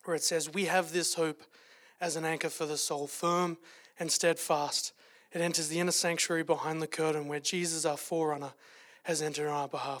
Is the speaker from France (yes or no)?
no; Australia; moved away as an adult; now in Calgary, Canada; as you could tell from the accent, if I don't have a cold, I am from Australia originally